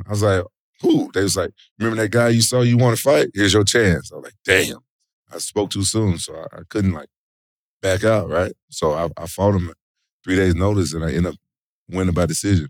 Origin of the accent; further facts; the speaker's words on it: Memphis, Tennessee, United States; moved away as an adult; also born or lived in Japan; I'm from Memphis, and my oldest brother was a big pro wrestling fan. So, it was like I, I grew up watching them